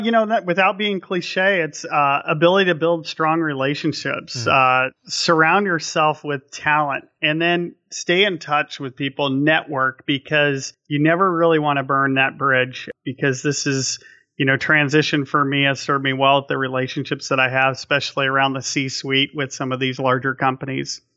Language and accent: English; Napa, California, United States; growing up in Napa